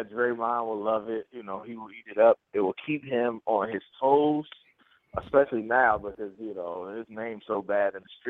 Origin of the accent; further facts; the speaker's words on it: Oakland, California, United States; also born or lived in Atlanta; I'm from Oakland. I grew up on the Warriors.